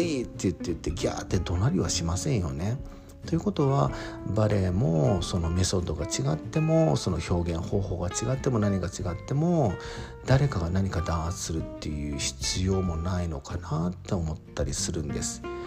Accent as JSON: {"language": "Japanese", "town": "Yokohama", "region": "Kanagawa", "country": "Japan", "tie": "born or raised there", "moved": "yes", "lives_now": "Sendai, Japan", "said": "横浜生まれの横浜育ち"}